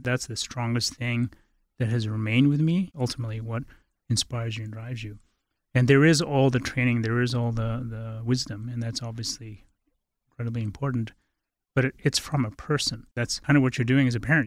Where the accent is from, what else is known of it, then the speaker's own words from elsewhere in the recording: Bodh Gaya, Bihar, India; also born or lived in Halifax, Nova Scotia; now in Boulder, United States; I was raised in India, uh, with my mother. we were in a Tibetan refugee situation